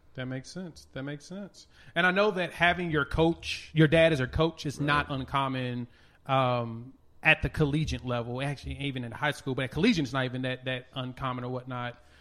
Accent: Tulsa, Oklahoma, United States; I was a kid growing up in Tulsa

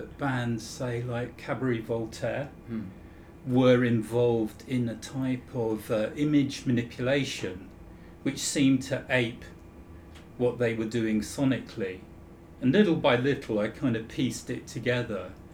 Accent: Croydon, London, United Kingdom; I grew up in Croydon

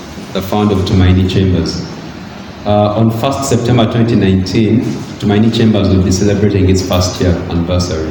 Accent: Uganda; my experience growing up in Uganda and studying here and then in Kenya

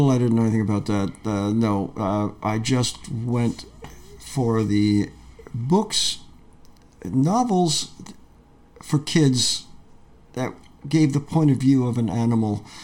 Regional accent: Peekskill, New York, United States; moved away; I grew up in Peekskill, New York, in Westchester

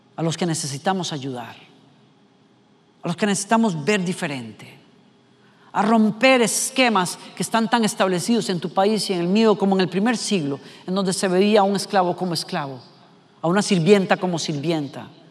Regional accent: Costa Rica; como costarricense que soy

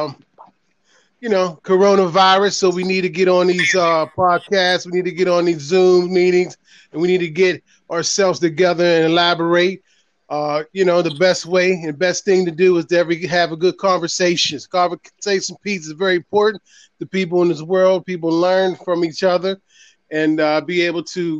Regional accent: Pittsburgh, Pennsylvania, United States; born and raised in the projects up there in PGH, Pittsburgh, PA

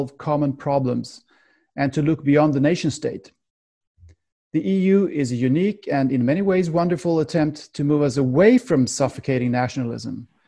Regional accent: Sweden; I'm from Sweden, but I don't want to be defined as a Swedish person. I want to be defined as a human being, as myself, of course, but then it's a fact that I've grown up in Sweden

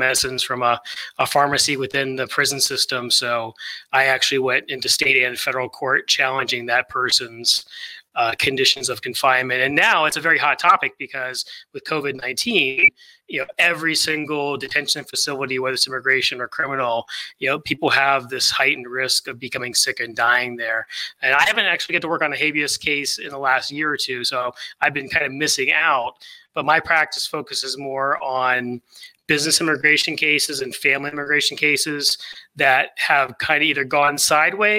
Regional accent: Maryland, United States; Baltimore, Maryland, which is my home state. So it was nice to move back there

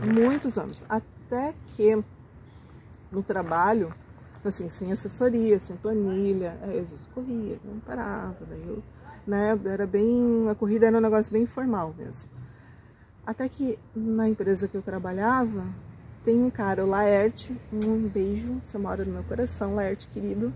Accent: Joinville, Santa Catarina, Brazil; Eu sou daqui de Joinville, e acho que com muita gente da, da minha geração, da minha faixa etária, teve essa oportunidade de crescer naquela Joinville mais pequenininha, tranquila

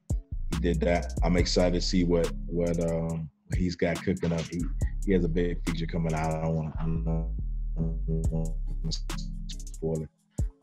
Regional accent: the South, United States; I'm from the South

